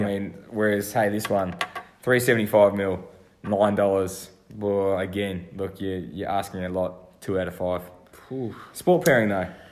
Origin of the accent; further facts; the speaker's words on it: Australia; for me being an Australian